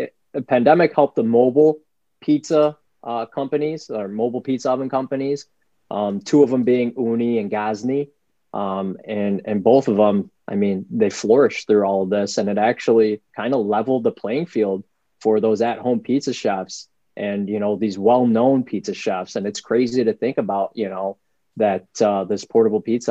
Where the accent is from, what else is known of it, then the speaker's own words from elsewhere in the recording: New York City, New York, United States; now in Rochester, United States; I grew up in the South Bronx